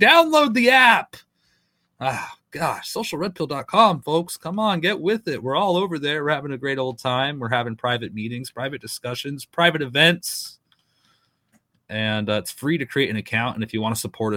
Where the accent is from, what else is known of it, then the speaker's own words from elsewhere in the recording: East Coast, United States; moved away; I'm originally from the East myself